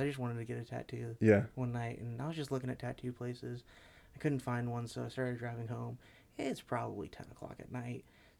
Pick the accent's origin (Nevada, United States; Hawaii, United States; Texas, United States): Hawaii, United States; born there; also born or lived in Louisiana / Southern California / Florida; So I was military child. I moved around a lot. I was born in Hawaii, moved to Louisiana, back to Hawaii.